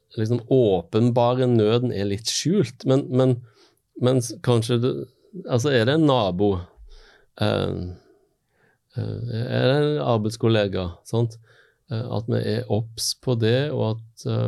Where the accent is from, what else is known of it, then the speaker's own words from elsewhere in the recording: Western Norway, Norway; jeg har vokst opp på Vestlandet